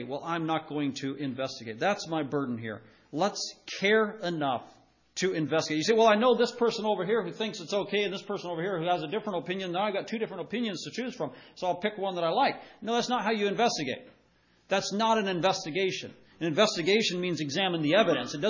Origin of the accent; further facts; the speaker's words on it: United States; we do as American Christians